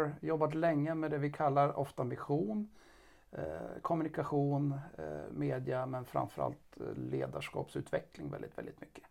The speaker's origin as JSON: {"language": "Swedish", "town": "Karlstad", "region": "Värmland", "country": "Sweden", "said": "vi kommer båda från Karlstad"}